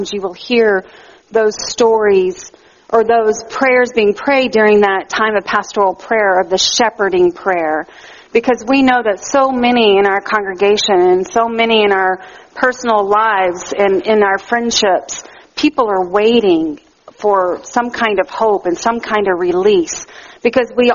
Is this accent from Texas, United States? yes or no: yes; Texas, United States; now in Canada; in the South where I grew up in Texas